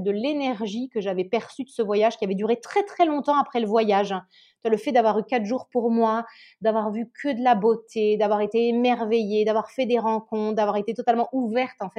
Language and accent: French; Nice, Provence-Alpes-Côte d'Azur, France; also born or lived in Normandy / Paris; now in Italy; À la base, moi, j'ai grandi dans le. Je suis normande, mais j'ai grandi dans le sud de la France, à Nice. Ouais. J'ai fini mes études à Paris, j'ai commencé à travailler à Paris, et puis je suis arrivée après.